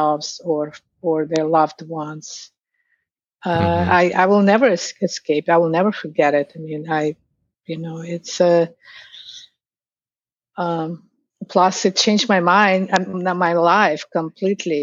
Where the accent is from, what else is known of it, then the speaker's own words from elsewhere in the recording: Ufa, Bashkortostan, Russia; moved away as an adult; now in New York City, United States; in Russia, I'm from Ufa. It's the capital of Bashkortostan, on tip of the Ural Mountains in Russia.